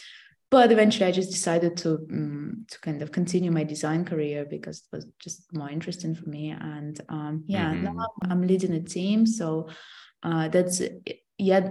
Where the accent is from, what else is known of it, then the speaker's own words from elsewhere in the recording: Russia; moved away; So I'm from Russia originally.